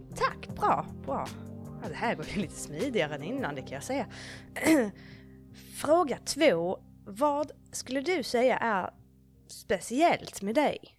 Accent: Bläse, Gotland, Sweden; jag kommer ju härifrån. Jag kommer från Bläse

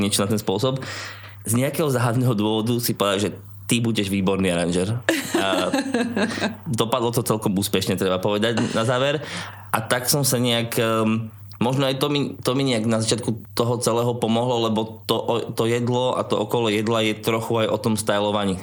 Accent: Poprad, Prešov Region, Slovakia; moved away as an adult; also born or lived in England; now in Trnava, Slovakia; keďže ja som pôvodom z Popradu, tak som šiel domov do Popradu

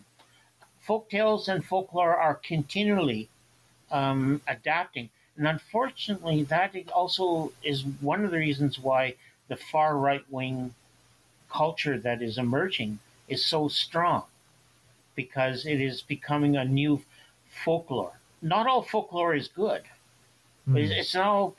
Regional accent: Ottawa Valley, Ontario, Canada; moved away; also born or lived in St. Catharines, Ontario; it came from my memories of the Ottawa Valley many years after I left it

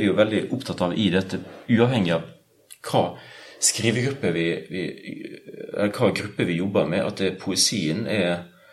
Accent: Sunnmøre, Møre og Romsdal, Norway; moved away; also born or lived in Bergen; Sunnmøre, der jeg kommer fra

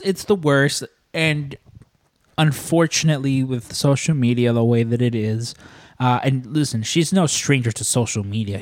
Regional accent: Chicago, Illinois, United States; I'm born and raised in Chicago

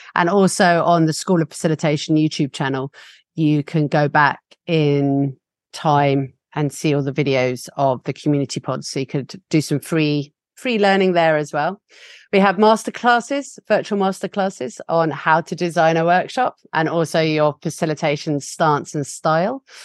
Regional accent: England, United Kingdom; accent: English; my English accent

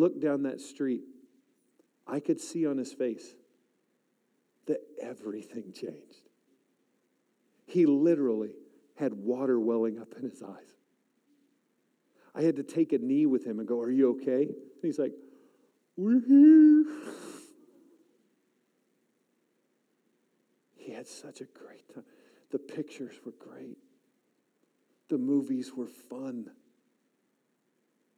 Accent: Southern California, United States; moved away; also born or lived in Montebello, California; I grew up in Southern California. I was born in Montebello, just outside of Anaheim

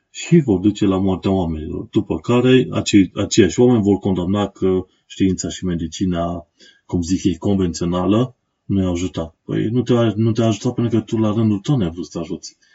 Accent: Romania; moved away as an adult; now in London, United Kingdom; eu sunt un român în Londra, am venit din România, o țară străină, m-am stabilit aici pentru un timp

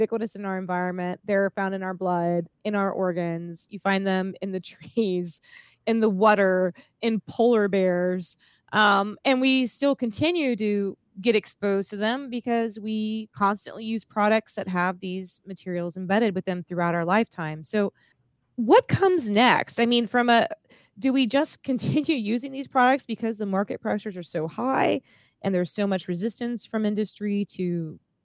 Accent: South Florida, United States; I'm from South Florida, so I grew up around alligators

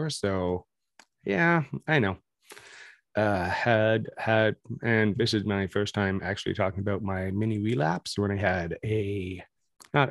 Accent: Canada; I'm very, very Canadian

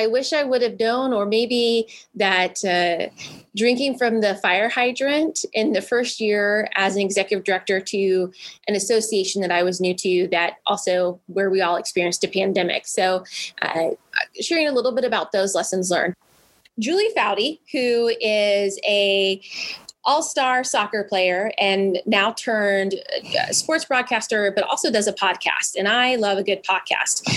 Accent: Midwest, United States; also born or lived in Indianapolis; I grew up in the Midwest and had been living in Indianapolis

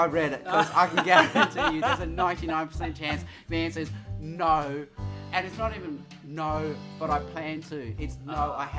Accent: Australia; As an Asian Australian

